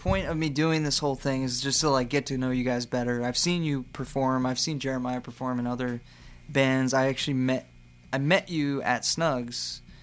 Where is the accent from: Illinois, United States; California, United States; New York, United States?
New York, United States; Peekskill; I grew up in Peekskill